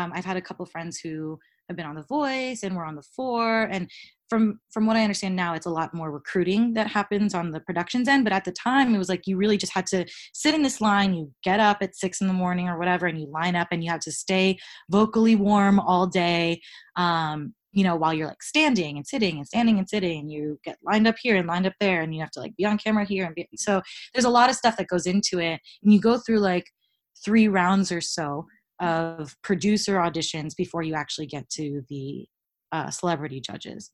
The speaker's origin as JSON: {"language": "English", "town": "Tampa", "region": "Florida", "country": "United States", "also_born_or_lived": "New York / Boston", "moved": "yes", "lives_now": "Los Angeles, United States", "said": "I'm from Tampa"}